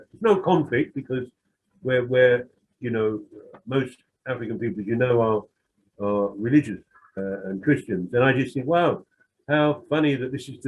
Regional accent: London, United Kingdom; I'm some white working class bloke who comes from a bit of a criminal background in the East End

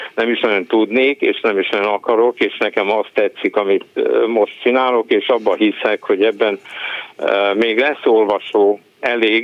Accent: Hungary; first language Hungarian; én magyar vagyok, magyar anyaszült, magyar az anyanyelvem

